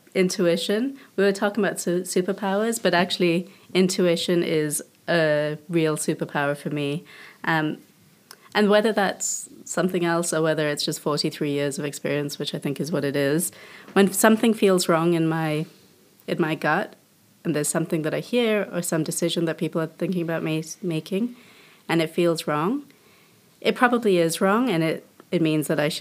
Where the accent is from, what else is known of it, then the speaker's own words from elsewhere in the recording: Indonesia; moved away; So I grew up in Indonesia